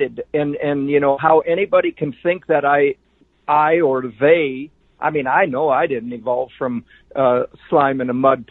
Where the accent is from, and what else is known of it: North Dakota, United States